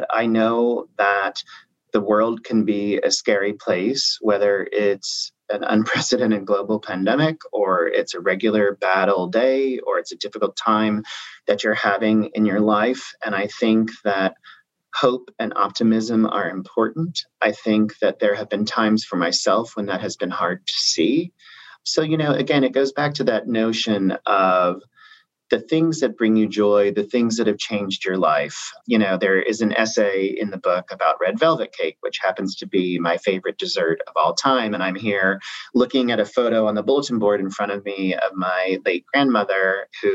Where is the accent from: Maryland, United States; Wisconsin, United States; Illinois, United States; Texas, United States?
Illinois, United States; Southern; moved away as an adult; now in New York, United States; I grew up in Southern Illinois, and I went to SIU, Southern Illinois University, Carbondale, go Salukis.